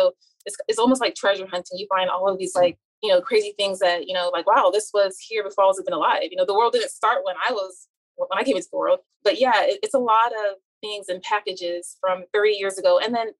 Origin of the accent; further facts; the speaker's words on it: United States; especially, you know, I'm Nigerian American, you know, and we're already ingrained as little to become successful